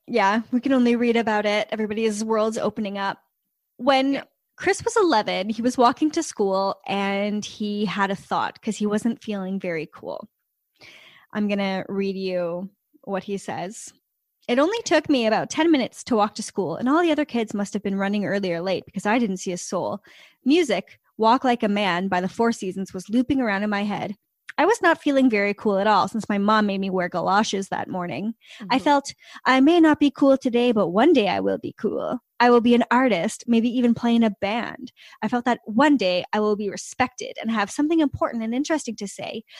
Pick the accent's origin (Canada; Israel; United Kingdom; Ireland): Canada; we're Canadian